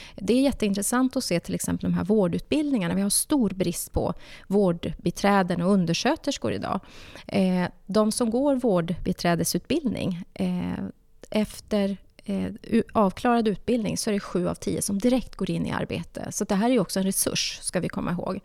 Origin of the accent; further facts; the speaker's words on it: Norrbotten County, Sweden; jag är uppvuxen i arbetarklass i Norrbotten